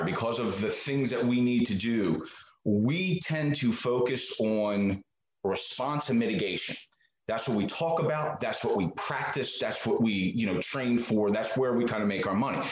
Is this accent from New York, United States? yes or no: no; Marcus Hook, Pennsylvania, United States; moved away as an adult; also born or lived in Maryland; I am originally from the Philadelphia area. I grew up in a place called Marcus Hook, which is just south of Philly.